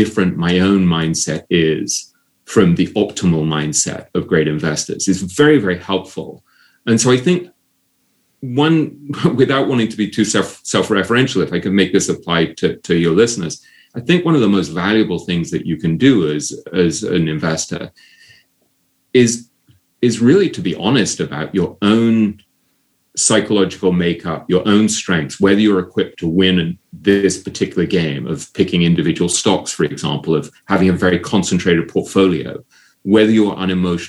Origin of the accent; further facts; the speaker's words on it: England, United Kingdom; growing up in England